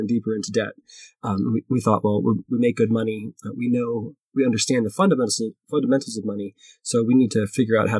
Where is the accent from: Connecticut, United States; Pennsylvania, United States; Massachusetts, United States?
Pennsylvania, United States; Philadelphia; moved away as an adult; now in Denver, United States; when I moved out to Denver, I'm from Philadelphia